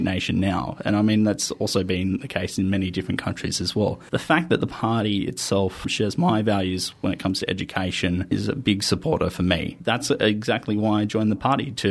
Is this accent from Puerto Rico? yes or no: no; Campbelltown, New South Wales, Australia; I'm from Campbelltown.